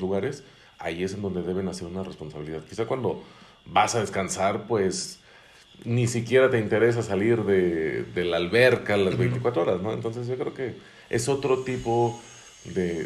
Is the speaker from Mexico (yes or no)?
yes; Mexico; como mexicanos perdemos la capacidad de asombro